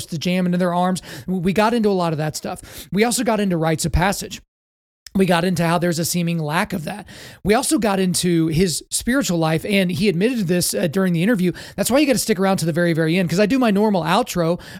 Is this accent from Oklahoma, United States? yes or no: yes; Lawton, Oklahoma, United States; I grew up in Lawton Fort Sill in Oklahoma